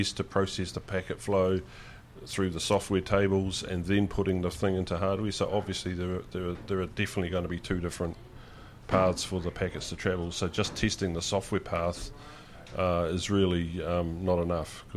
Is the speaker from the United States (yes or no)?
no; New Zealand; as a New Zealander and based in New Zealand